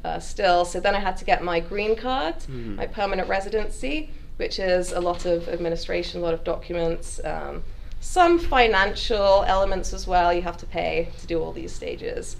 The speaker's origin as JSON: {"language": "English", "country": "United Kingdom", "tie": "born or raised there", "also_born_or_lived": "Liverpool / East Sussex / Devon / London", "moved": "as an adult", "lives_now": "United States", "said": "I grew up in England, obviously. I was born in Liverpool, but luckily I only lived there for a year"}